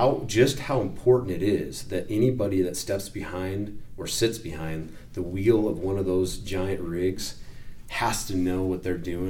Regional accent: Wyoming, United States; I am from Wyoming

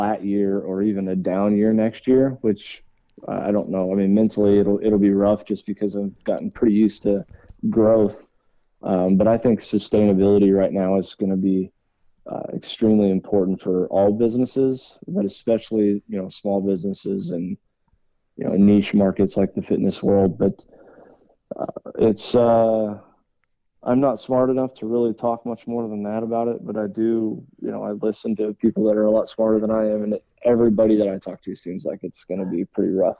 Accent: Texas, United States; also born or lived in Nebraska; We moved to Texas when I was really young

